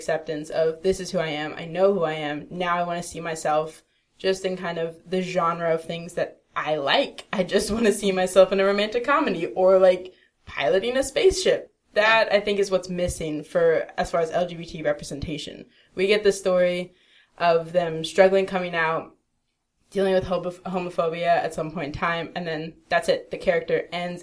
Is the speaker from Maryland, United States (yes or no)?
yes; Baltimore, Maryland, United States; also born or lived in Florida; now in Los Angeles, United States; I'm from Baltimore.